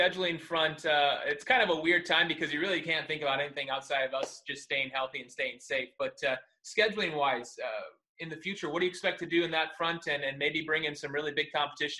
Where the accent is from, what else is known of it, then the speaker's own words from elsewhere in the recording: Fresno, California, United States; I'm from Fresno. I went to Fresno State, so a Valley guy